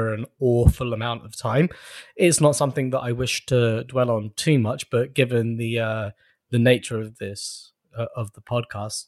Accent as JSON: {"language": "English", "region": "London", "country": "United Kingdom", "tie": "born or raised there", "said": "I am from and born and raised in London"}